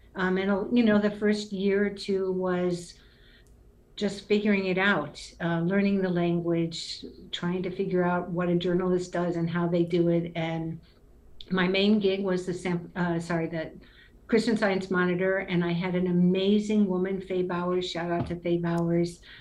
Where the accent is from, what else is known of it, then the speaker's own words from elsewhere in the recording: Cleveland, Ohio, United States; moved away; also born or lived in Haiti; I grew up in Cleveland, which, you know, literally and figuratively, I'm a native of Cleveland, Ohio